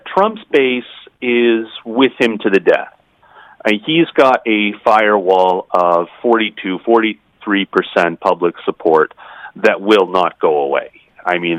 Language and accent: English; United States; as an American